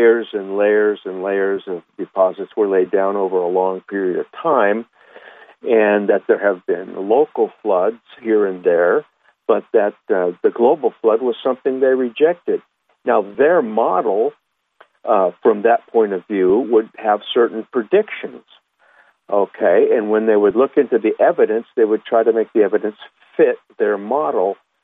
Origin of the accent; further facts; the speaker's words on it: Huntington Beach, California, United States; I grew up in Huntington Beach, California